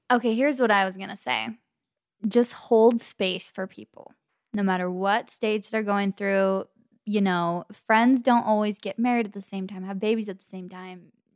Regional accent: the Valley, California, United States; accent: Valley Girl; We literally grew up in the Valley. We're West Coast girls till the day we

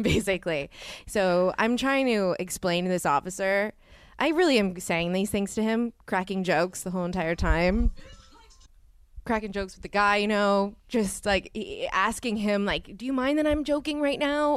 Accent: New Orleans, Louisiana, United States; moved away; I grew up in New Orleans

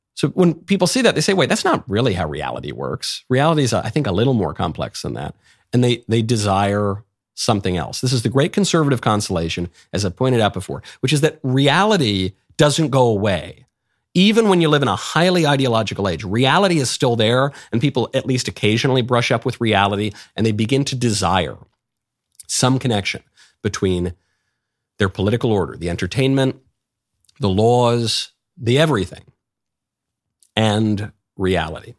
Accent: New York, United States; I'm a New Yorker myself

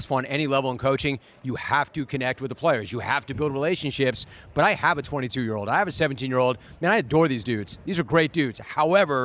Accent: Hidden Hills, California, United States; I grew up in Hidden Hills. I went to Calabasas High School

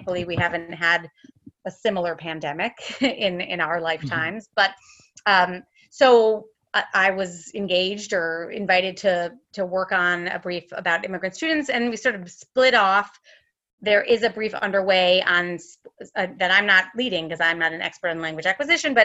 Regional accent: Connecticut, United States; also born or lived in Sydney, Australia / California; now in Santa Barbara, United States; I'm originally from Connecticut. I'm an East Coast gal now living in California

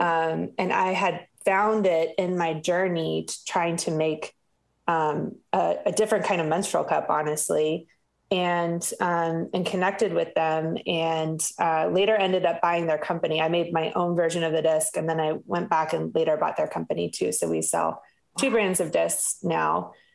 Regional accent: the South, United States; I'm from the South

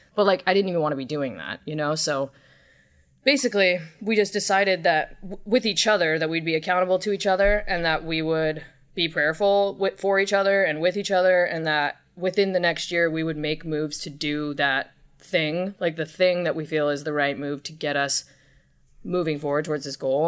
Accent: Southern California, United States; also born or lived in Long Beach, California; I was born in Long Beach. I grew up in Southern California

